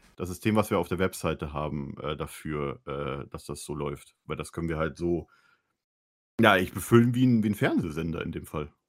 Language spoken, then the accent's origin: German; Bavaria, Germany; moved away; ich komme aus Bayern